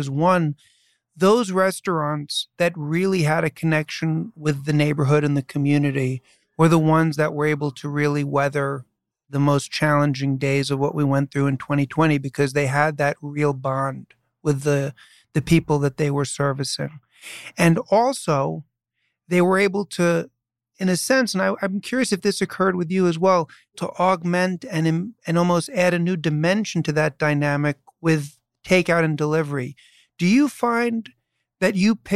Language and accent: English; New York City, New York, United States; I was born and raised in New York City, and I grew up, as I say, in New York City